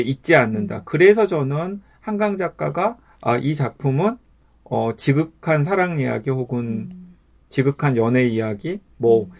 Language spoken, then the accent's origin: Korean; South Jeolla, South Korea; 제가 전라남도에서 태어나서 태어 자라긴 했지만은